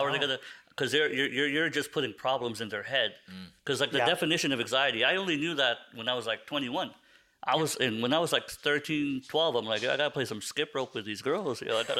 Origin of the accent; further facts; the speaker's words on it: Philippines; I'm Filipino.